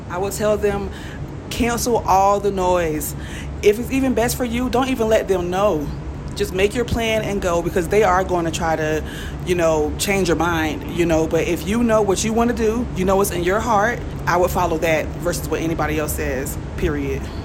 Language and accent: English; Jacksonville, Florida, United States; moved away as an adult; now in Mexico City, Mexico; I'm originally from Jacksonville, Florida. Duval!